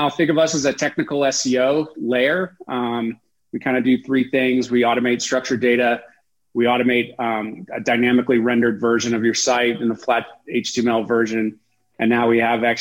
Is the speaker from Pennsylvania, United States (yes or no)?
no; South Shore of Boston, Massachusetts, United States; moved away as an adult; also born or lived in Sun Valley, Idaho / New Hampshire; now in Utah, United States; I grew up on the South Shore of Boston, kind of between Boston and Cape Cod